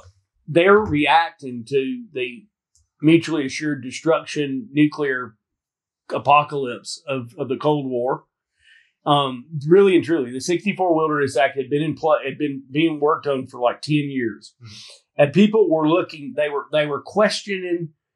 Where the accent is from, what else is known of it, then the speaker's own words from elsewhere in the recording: Alabama, United States; moved away as an adult; I grew up in Alabama